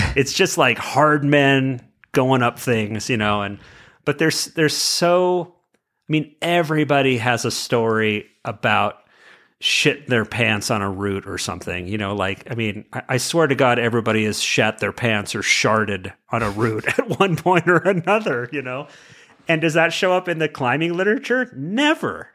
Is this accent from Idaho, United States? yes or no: no; California, United States; I'm from California